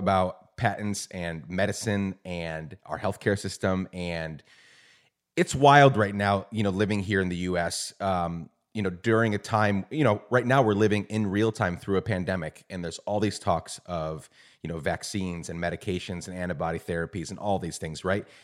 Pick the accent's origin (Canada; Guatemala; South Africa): Guatemala; moved away as an adult; also born or lived in New York / Mid-South, United States; now in United States; I was born in New York, raised in Guatemala